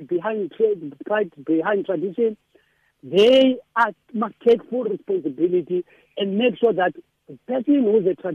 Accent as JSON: {"language": "English", "region": "Eastern Cape", "country": "South Africa", "moved": "yes", "lives_now": "Western Cape, South Africa", "said": "I'm a man from the Eastern Cape"}